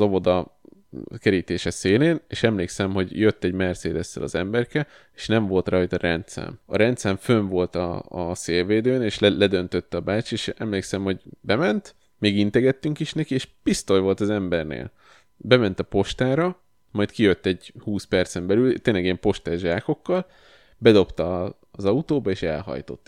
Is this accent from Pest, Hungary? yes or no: yes; Kosd, Pest, Hungary; én óvodás voltam, és a Kosdon nőttem fel